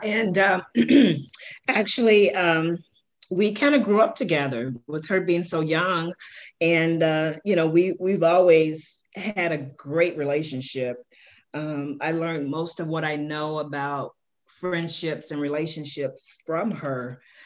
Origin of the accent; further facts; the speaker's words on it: Chicago, Illinois, United States; I grew up in Chicago. Shout out to the South Side, um, in the inner city of Chicago, where um, I was born